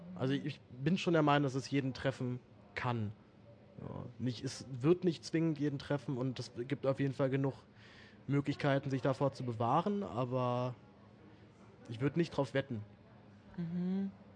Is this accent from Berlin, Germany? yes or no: yes; Berlin, Germany; ich bin in Berlin aufgewachsen